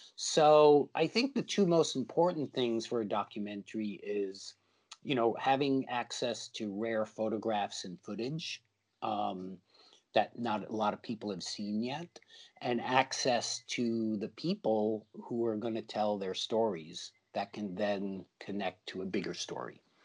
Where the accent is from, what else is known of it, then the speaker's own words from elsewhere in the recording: New York, United States; my life growing up in New York.